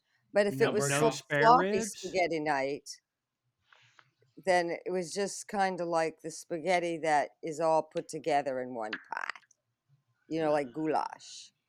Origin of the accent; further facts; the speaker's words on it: Cleveland Heights, Ohio, United States; I was born in Cleveland and, you know, in an Italian family. I don't freaking know. So, Cleveland Heights.